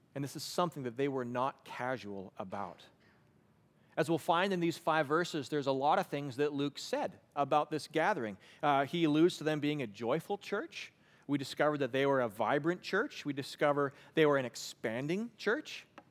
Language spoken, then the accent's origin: English; Western Canada, Canada; I grew up in Western Canada